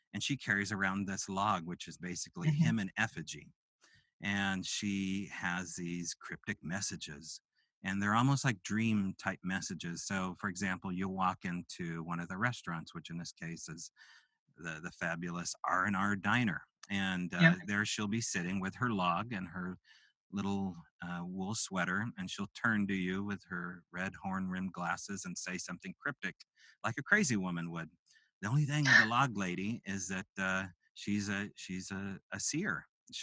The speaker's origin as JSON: {"language": "English", "region": "Pacific Northwest", "country": "United States", "said": "I'm from the Pacific Northwest."}